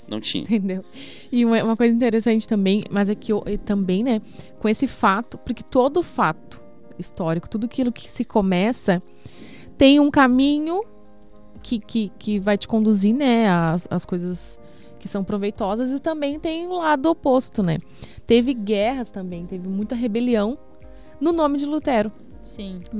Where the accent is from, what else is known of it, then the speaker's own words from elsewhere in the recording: Brazil; A gente é brasileiro.